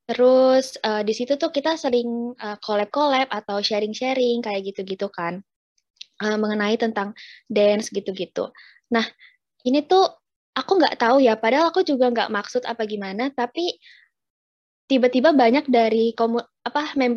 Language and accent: Indonesian; Java, Indonesia; Pernah pernah kak. Aku juga orang Jawa kok.